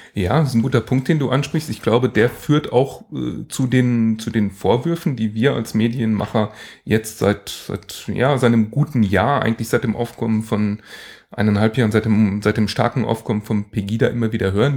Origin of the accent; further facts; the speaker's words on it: Allgäu, Germany; bei uns im Allgäu